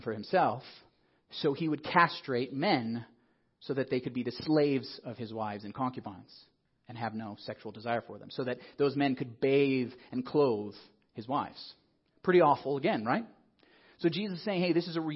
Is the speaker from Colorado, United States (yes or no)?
yes; Colorado Springs, Colorado, United States; I grew up in Colorado Springs with focus on the family